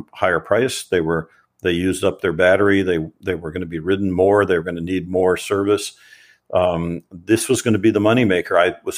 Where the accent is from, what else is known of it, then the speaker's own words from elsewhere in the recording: Kentucky, United States; although I was a boy from Kentucky who had never traveled. I'd never been out of the country.